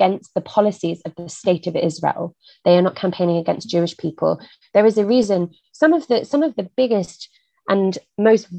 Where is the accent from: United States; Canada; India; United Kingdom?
United Kingdom; as a British person